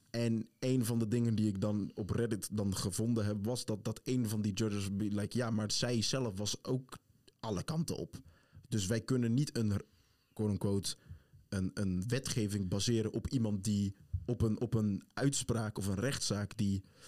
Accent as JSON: {"language": "Dutch", "country": "Netherlands", "said": "wij zeggen allemaal Nederland"}